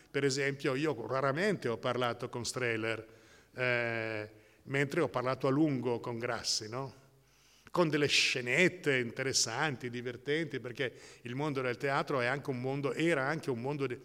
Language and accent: Italian; Modena, Emilia-Romagna, Italy; born there; io sono nato a Modena